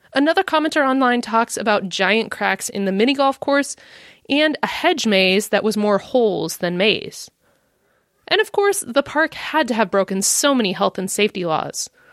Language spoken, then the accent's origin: English; Midwest, United States; accent: American; given my accent, you can probably tell that I'm an American living in the Midwest